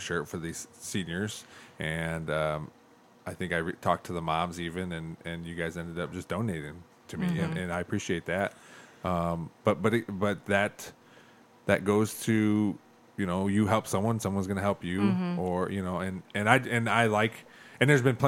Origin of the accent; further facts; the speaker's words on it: Toledo, Ohio, United States; I grew up in Toledo.